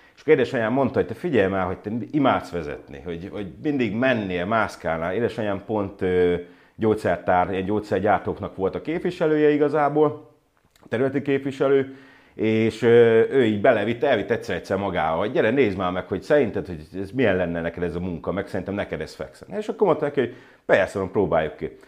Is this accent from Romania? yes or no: no; Debrecen, Hajdú-Bihar, Hungary; moved away as an adult; also born or lived in United States; now in Malta; debreceni család, Debrecenbe születtem, Debrecenbe éltem az egész életemet szinte